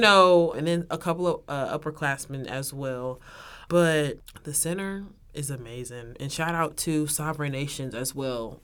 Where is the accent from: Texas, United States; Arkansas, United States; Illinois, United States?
Texas, United States; moved away as an adult; now in Oklahoma, United States; I'm from Texas